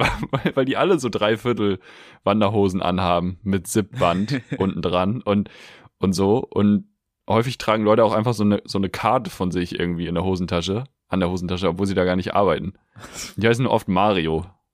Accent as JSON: {"language": "German", "country": "Germany", "tie": "born or raised there", "lives_now": "Hamburg, Germany", "said": "aufs Dorf gefahren, wo ich aufgewachsen bin"}